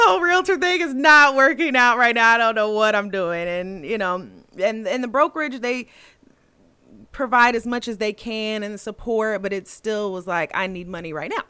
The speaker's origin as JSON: {"language": "English", "town": "Anderson", "region": "Indiana", "country": "United States", "tie": "born or raised there", "said": "I grew up, I was born and raised in Anderson, Indiana"}